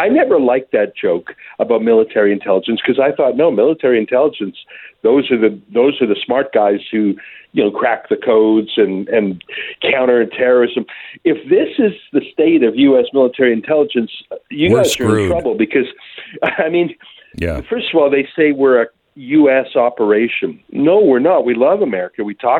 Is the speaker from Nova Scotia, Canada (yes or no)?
no; Alberta, Canada; I'm from a landlocked place called Alberta.